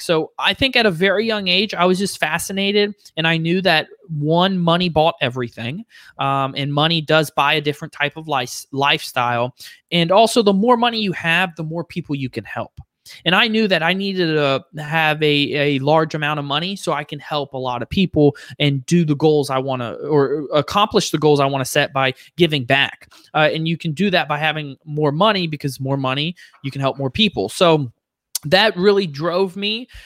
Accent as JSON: {"language": "English", "area": "Fort Lauderdale and Orlando", "region": "Florida", "country": "United States", "tie": "born or raised there", "moved": "yes", "lives_now": "Charlotte, United States", "said": "grew up in Fort Lauderdale and Orlando"}